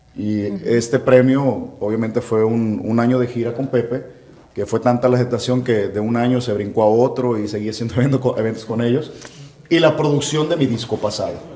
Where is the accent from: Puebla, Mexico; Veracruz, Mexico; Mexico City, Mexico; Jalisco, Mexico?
Jalisco, Mexico; Puerto Vallarta; also born or lived in Nayarit; soy mexicano, soy jalisciense y la cereza del pastel, pues soy de Puerto Vallarta